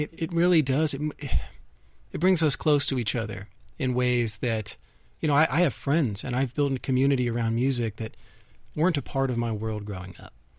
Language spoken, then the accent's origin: English; Dayton, Ohio, United States; I'm from Ohio. I grew up in Dayton, Ohio